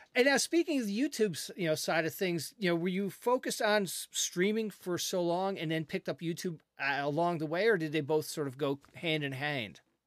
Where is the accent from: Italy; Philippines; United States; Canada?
Canada; I'm a Canadian